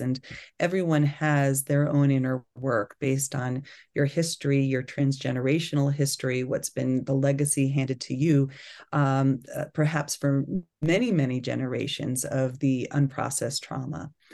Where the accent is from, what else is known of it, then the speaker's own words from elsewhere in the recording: Long Island, New York, United States; moved away; I grew up in New York on Long Island